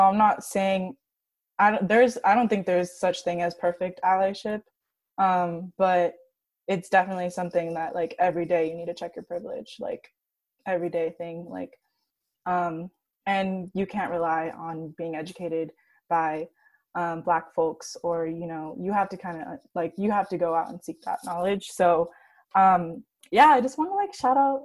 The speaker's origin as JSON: {"language": "English", "town": "Santa Barbara", "region": "California", "country": "United States", "said": "I'm from Santa Barbara, and it's predominantly like white and Latinx"}